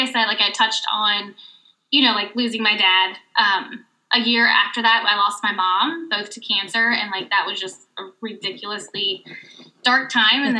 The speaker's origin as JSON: {"language": "English", "region": "the South", "country": "United States", "tie": "born or raised there", "moved": "yes", "said": "we grew up in the South"}